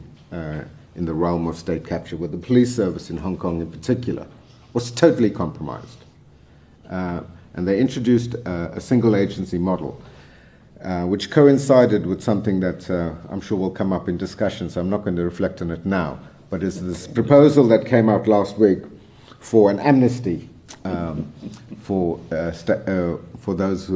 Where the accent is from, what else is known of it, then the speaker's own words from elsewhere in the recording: South Africa; we as broader South African society